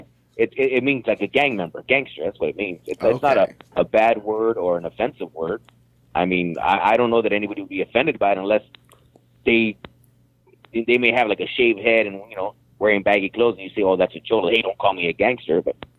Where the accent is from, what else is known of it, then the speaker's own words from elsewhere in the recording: United States; I'm a Chicano because I'm born here.